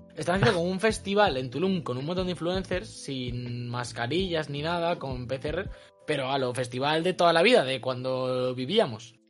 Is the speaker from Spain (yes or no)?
yes; Spain; soy español